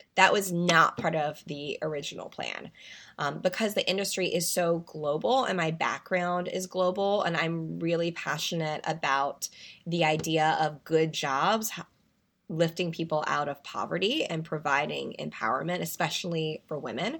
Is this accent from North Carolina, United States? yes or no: yes; North Carolina, United States; moved away; I'm originally from North Carolina